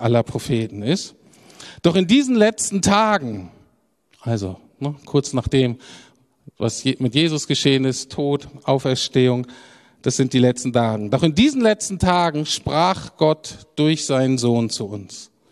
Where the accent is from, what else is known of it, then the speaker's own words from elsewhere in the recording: Germany; als Deutscher